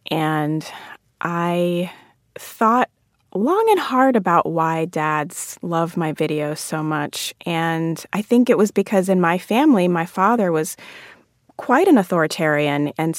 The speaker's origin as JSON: {"language": "English", "country": "Jamaica", "lives_now": "United States", "said": "come to this country from a majority Black country like mm-hmm. Jamaica, and you think of yourself as Jamaican because culturally you are Jamaican."}